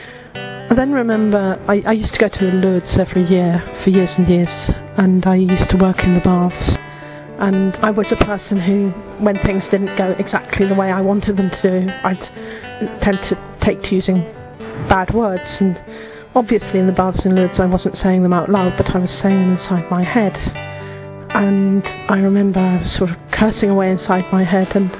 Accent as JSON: {"language": "English", "region": "England", "country": "United Kingdom", "said": "I'm from England"}